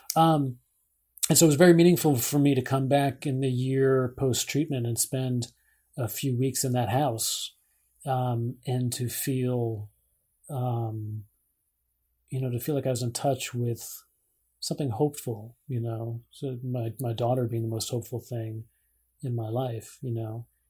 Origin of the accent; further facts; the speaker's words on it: Scarsdale, New York, United States; moved away; my hometown